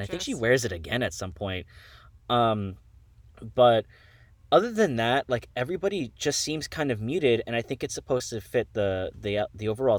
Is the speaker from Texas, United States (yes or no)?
no; Miami, Florida, United States; Absolutely I did. I'm from Miami.